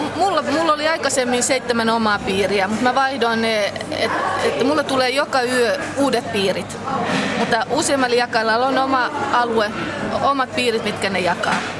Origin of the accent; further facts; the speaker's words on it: Loviisa, Uusimaa, Finland; moved away as an adult; also born or lived in Vantaa; now in Loviisa, Finland; Olen kotoisin äh, Pernajasta, nykyisin Lovisa, mutta olen asunut Vantaalla 20 vuotta